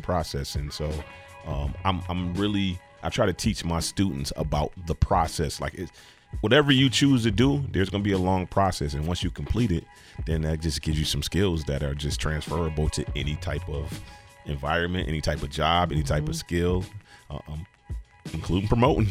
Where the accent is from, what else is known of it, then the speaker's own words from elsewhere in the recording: United States; I grew up in Cold Spring.